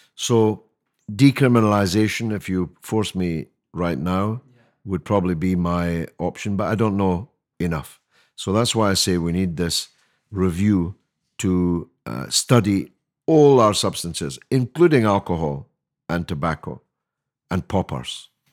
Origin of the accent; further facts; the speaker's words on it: Scotland, United Kingdom; now in London, United Kingdom; I speak as a Scotsman